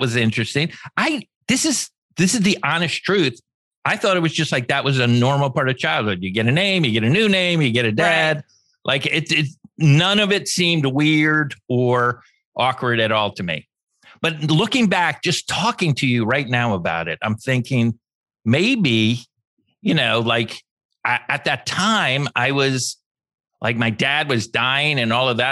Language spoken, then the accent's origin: English; Los Angeles, California, United States; born or raised there